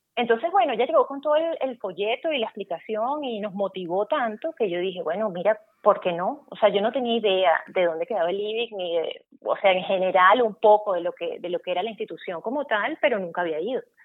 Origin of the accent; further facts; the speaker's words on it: Valencia, Carabobo, Venezuela; moved away as an adult; now in Germany; yo estaba terminando el bachillerato en Valencia, eh, yo soy valenciana